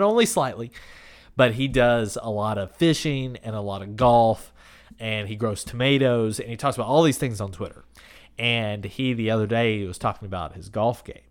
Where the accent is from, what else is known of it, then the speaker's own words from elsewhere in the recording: Kentucky, United States; growing up in Kentucky